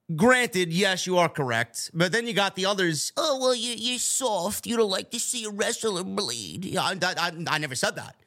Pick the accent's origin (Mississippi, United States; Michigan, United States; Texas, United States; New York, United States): New York, United States; I'm a New Yorker as well